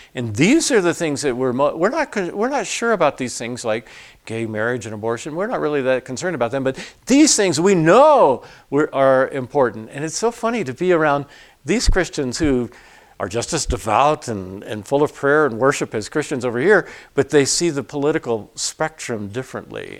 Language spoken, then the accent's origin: English; Atlanta, Georgia, United States; I grew up in Atlanta.